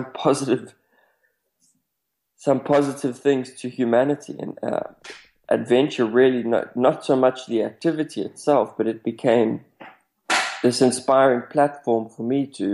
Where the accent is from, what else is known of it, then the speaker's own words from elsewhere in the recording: South Africa; I come from South Africa